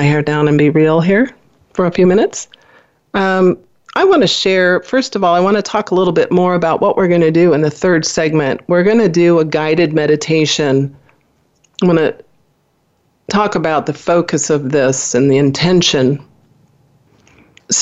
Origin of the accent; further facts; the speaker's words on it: Midwest, United States; I was born in the Midwest in a small family, went to Catholic school